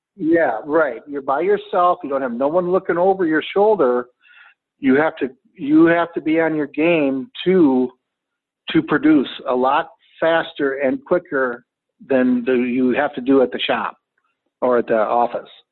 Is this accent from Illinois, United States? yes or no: no; Brooklyn Park, Minnesota, United States; I am from Brooklyn Park, Minnesota.